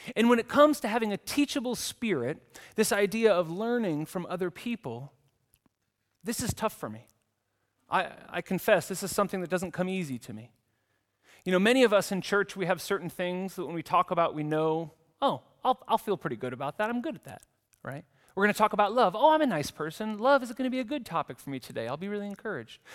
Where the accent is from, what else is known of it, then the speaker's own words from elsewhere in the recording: United States; moved away as an adult; now in Zurich, Switzerland; in the U S where I come from